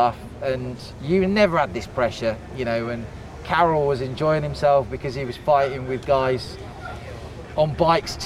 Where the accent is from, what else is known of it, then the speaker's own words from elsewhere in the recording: England, United Kingdom; I'm English